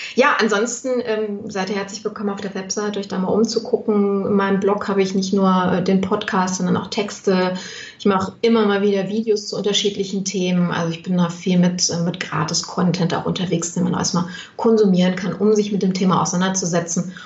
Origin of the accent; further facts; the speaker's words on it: Düsseldorf, North Rhine-Westphalia, Germany; ich komme aus Düsseldorf